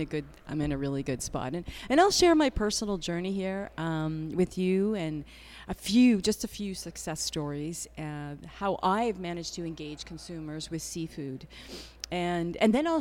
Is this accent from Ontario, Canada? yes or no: no; New Brunswick, Canada; moved away as an adult; now in New York, United States; I am from New Brunswick, Canada, you know, so I come back here. Atlantic Canadian seafood is in my blood.